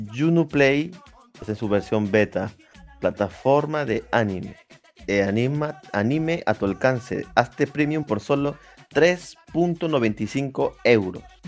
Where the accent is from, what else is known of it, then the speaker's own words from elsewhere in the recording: Peru; yo sea peruano